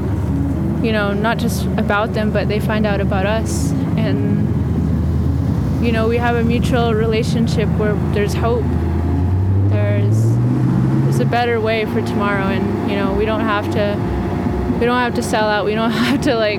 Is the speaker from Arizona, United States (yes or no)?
yes; Flagstaff, Arizona, United States; also born or lived in Sand Springs / Howell Mesa; growing up in Flagstaff, you know, Flagstaff is an indigenous area